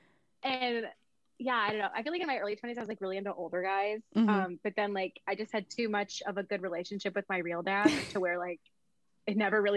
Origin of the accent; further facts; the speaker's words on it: Mexico; now in United States; So I'm Mexican. So, I mean, every time in the car, my dad was playing Norteño music or Cumbia music.